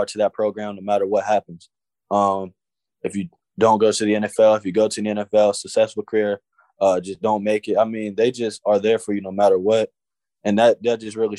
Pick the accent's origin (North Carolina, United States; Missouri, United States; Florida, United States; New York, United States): Florida, United States; also born or lived in Ohio; I grew up in Florida